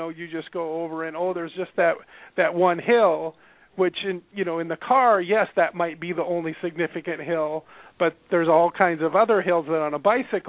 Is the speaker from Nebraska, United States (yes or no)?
yes; Nebraska, United States; moved away as an adult; now in Iowa, United States; I grew up in Nebraska, pretty close to the Iowa border, always within 40 miles